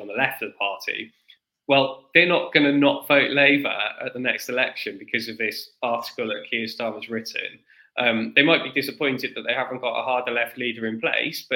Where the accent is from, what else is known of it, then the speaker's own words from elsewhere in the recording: South Wales, United Kingdom; I'm from South Wales